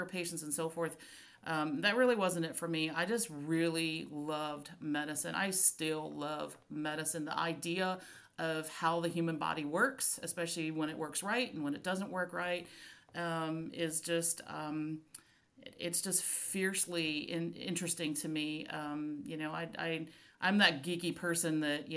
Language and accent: English; Florida, United States; I grew up in Florida